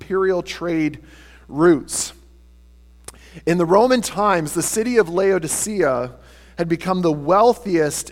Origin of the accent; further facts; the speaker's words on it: Tillsonburg, Ontario, Canada; I grew up in Tilsonburg.